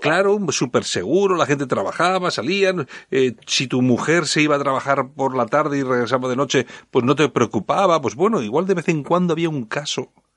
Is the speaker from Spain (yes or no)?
yes; Bilbao, Basque Country, Spain; yo soy de Bilbao